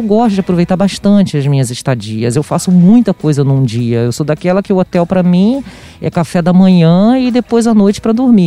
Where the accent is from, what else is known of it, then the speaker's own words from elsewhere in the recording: Brazil; also born or lived in Rio de Janeiro; aqui como brasileiro